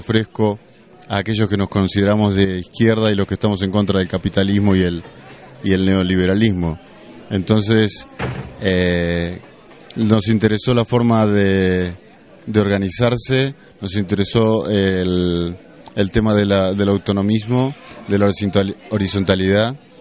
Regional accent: Argentina; now in Los Angeles, United States; yo vivo en Los Ángeles, pero soy de Argentina

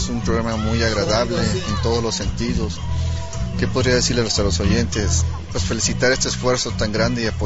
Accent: Xalapa, Veracruz, Mexico; Vengo de Jalapa, Veracruz.

